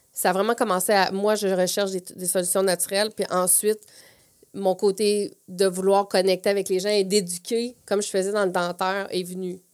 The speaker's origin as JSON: {"language": "French", "town": "Plessisville", "region": "Quebec", "country": "Canada", "tie": "born or raised there", "moved": "as an adult", "lives_now": "Quebec City, Canada", "said": "je viens des Bois-Francs. Je viens mhm. de, la région de, de Plessisville"}